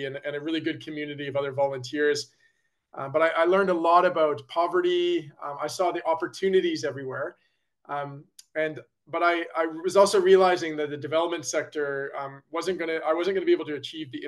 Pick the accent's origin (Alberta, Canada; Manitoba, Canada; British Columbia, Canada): Alberta, Canada; Calgary; I grew up in Calgary, Alberta, Canada